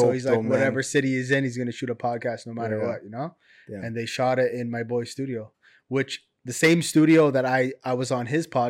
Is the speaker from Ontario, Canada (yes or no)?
yes; London, Ontario, Canada; moved away as an adult; now in Toronto, Canada; They're from my hometown, London.